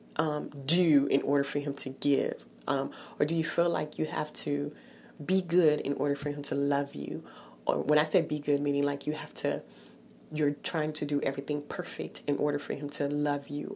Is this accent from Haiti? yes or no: yes; Haiti; moved away; I was born in Haiti, so I remember the neighbors talking about her in the village where I lived